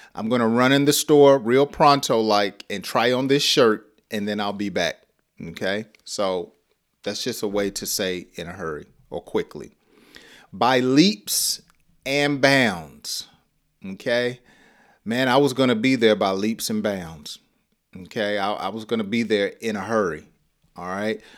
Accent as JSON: {"language": "English", "region": "the South", "country": "United States", "said": "I talk slow because I'm from the South"}